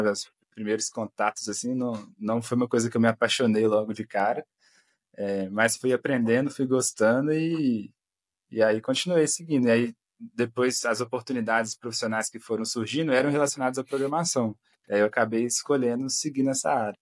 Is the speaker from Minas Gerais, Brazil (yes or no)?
yes; Belo Horizonte, Minas Gerais, Brazil; sou de Belo Horizonte, Minas Gerais